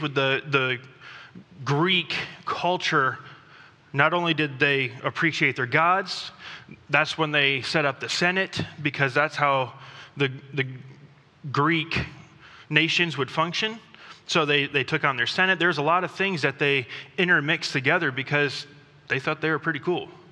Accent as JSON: {"language": "English", "country": "Thailand", "tie": "born or raised there", "moved": "yes", "said": "I grew up in Thailand"}